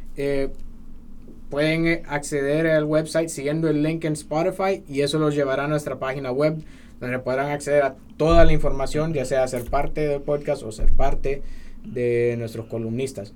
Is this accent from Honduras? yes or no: yes; Honduras; somos los hondureños patriotas